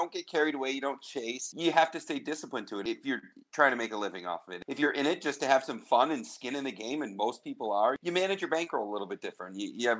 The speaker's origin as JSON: {"language": "English", "town": "Chicago", "region": "Illinois", "country": "United States", "said": "you know, I'm from Chicago. I'm a Blackhawks guy"}